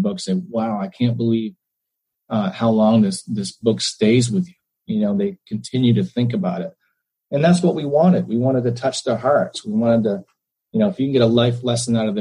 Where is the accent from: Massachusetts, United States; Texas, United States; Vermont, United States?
Vermont, United States; St. Johnsbury; We grew up in Vermont, in St. Johnsbury, Vermont